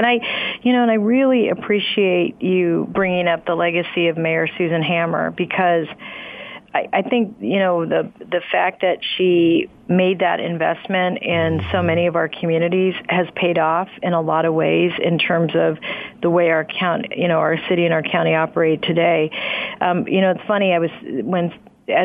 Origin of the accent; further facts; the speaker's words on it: Fremont, California, United States; also born or lived in New Mexico; I was born in New Mexico, I grew up in Fremont